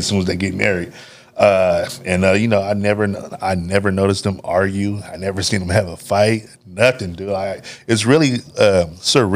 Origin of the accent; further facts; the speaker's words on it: Oakland, California, United States; also born or lived in Benicia, California; now in Vallejo, United States; Originally from East Oakland, California, 106th